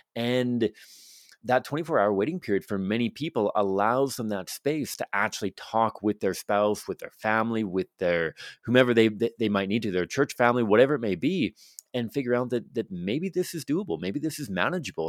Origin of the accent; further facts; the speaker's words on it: Victoria, British Columbia, Canada; now in Alberta, Canada; I'm from Victoria, British Columbia growing up